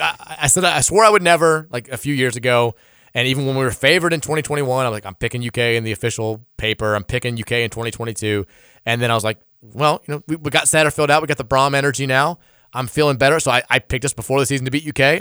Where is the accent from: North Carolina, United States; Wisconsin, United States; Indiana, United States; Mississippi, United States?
Indiana, United States; Muncie; moved away; my neighbor growing up in Indiana when he was the Ball State A D.